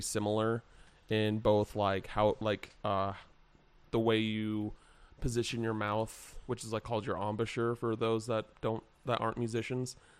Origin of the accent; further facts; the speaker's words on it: Henderson, Nevada, United States; also born or lived in England / Wichita, Kansas / Reno, Nevada; I technically grew up in Henderson